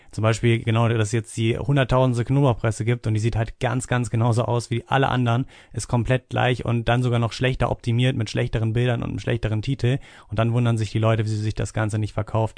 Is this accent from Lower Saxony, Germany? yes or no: yes; Hanover, Lower Saxony, Germany; ich komme aus Hannover